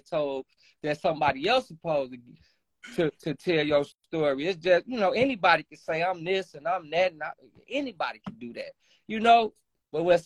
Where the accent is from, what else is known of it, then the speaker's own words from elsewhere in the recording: Chicago, Illinois, United States; We come from Chicago on the streets